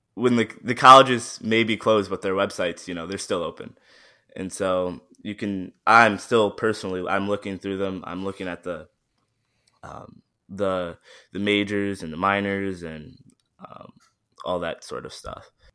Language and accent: English; Midland, Michigan, United States; also born or lived in Saginaw, Michigan; I was born in Saginaw, and I was, uh, raised in Midland